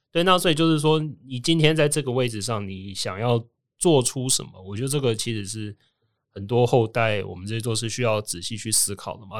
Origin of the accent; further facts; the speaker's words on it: Taiwan; moved away as an adult; also born or lived in United States; 跟我回来台湾之后的经验